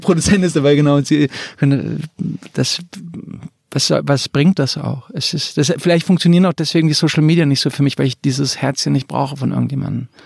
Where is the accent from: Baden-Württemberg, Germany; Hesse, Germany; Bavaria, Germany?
Hesse, Germany; suburb of Frankfurt; in dem Vorort von Frankfurt, wo ich groß geworden bin